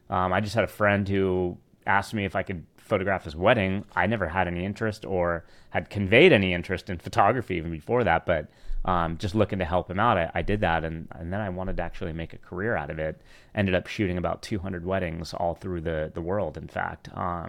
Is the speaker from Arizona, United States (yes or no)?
no; California, United States; But being from the Bay Area, I mean, I grew up in the Redwoods. I grew up, you know, hiking the mountains, the Marin Headlands, like all the open space around Marin County.